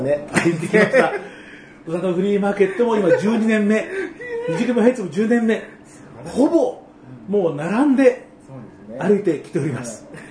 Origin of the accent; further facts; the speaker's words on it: Tokyo, Japan; 僕も、あの、東京生まれ、東京育ち